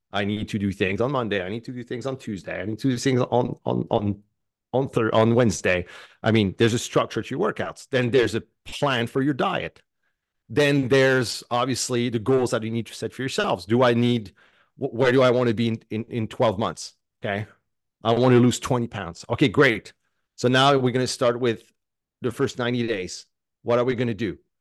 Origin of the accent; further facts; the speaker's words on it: Canada; I'm French Canadian